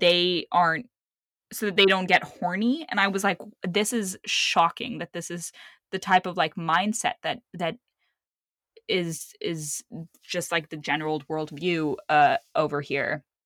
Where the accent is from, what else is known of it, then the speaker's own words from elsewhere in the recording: Lebanon; moved away; also born or lived in Saudi Arabia; I was born in Saudi Arabia, and then I grew up in Lebanon